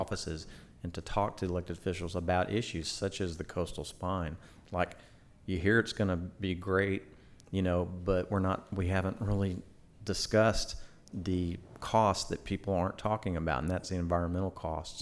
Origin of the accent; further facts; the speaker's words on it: Houston, Texas, United States; also born or lived in League City; I grew up in Houston, Southwest Houston